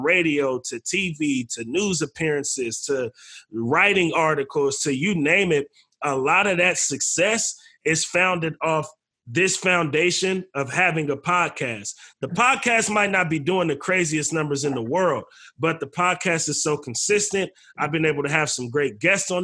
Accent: Bay Area, California, United States; we're from the Bay Area. We come from an independent scene.

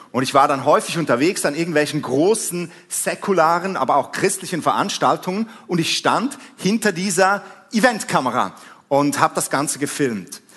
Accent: Switzerland; accent: Swiss; vielleicht hast du es schon an meinem Akzent gehört, ich bin ein Schweizer

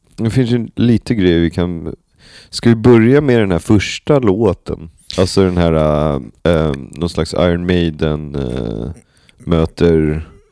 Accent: Sweden; under mitt liv här som svensk

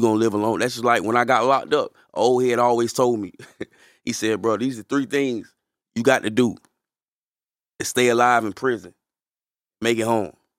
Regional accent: Fayetteville, North Carolina, United States; I'm from Fayetteville

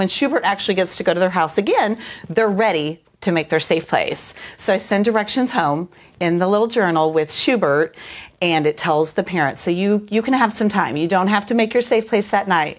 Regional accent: Kansas City, Missouri, United States; I am from Kansas City, Missouri, but I work at Grace Early Childhood in Belton, Missouri

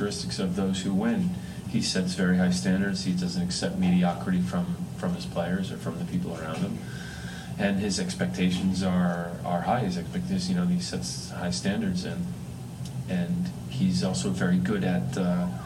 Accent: Connecticut, United States; I grew up in Connecticut

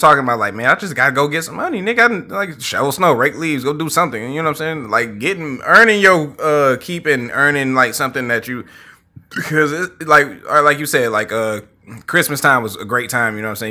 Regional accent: Highland Park, Michigan, United States; I grew up in Highland Park

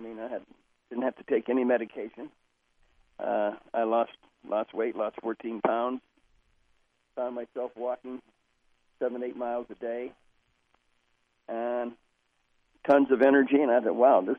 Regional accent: Oklahoma, United States; I'm from Oklahoma originally, and my family around Oklahoma and Kansas and Texas, and we were raised on grease.

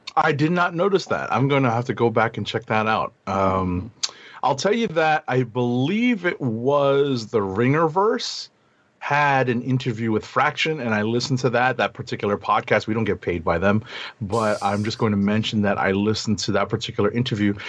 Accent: New York, United States; a New Yorker, born and bred

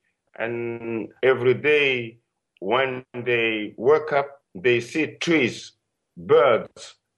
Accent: Madagascar; I am a singer from Madagascar.

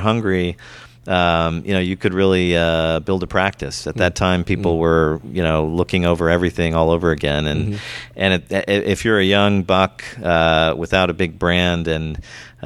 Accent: Silicon Valley, California, United States; moved away as an adult; also born or lived in Europe; I'm from the Silicon Valley originally

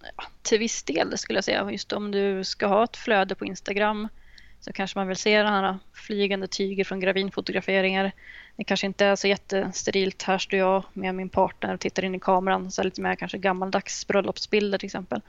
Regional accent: Uppsala, Uppsala County, Sweden; moved away as an adult; now in Jönköping, Sweden; från Uppsala ursprungligen så att jag skulle väl nästan säga att jag är Uppsalabo fortfarande. Men, men jag flyttade till Jönköping för ett år sedan

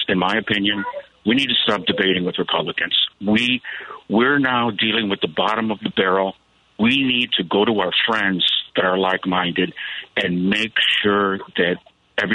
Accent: Chicago, Illinois, United States; moved away as an adult; also born or lived in Round Lake, Illinois; now in Clearwater, Florida, United States; I am a Chicago transplant. I couldn't take the cold anymore. I grew up in the Pilsen neighborhood, and then I lived up in Round Lake, Illinois

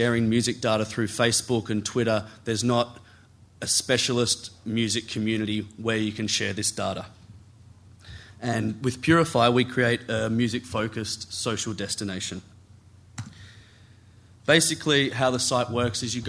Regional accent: Australia; I'm from Australia

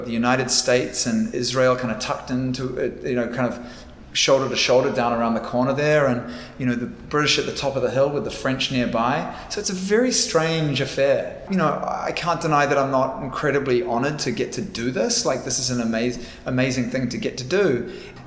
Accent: New Zealand; I am from Aotearoa, New Zealand. That is my home

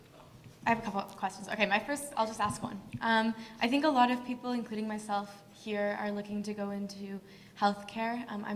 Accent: Alberta, Canada; now in British Columbia, Canada; I'm from Alberta.

